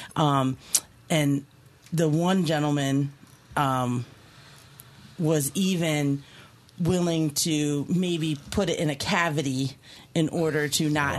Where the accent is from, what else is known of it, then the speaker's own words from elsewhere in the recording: Key West, Florida, United States; moved away; I am from Key West originally. That's like my town